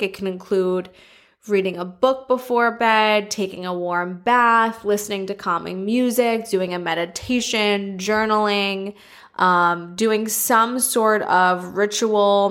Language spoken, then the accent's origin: English; New York City, New York, United States; I'm a New Yorker.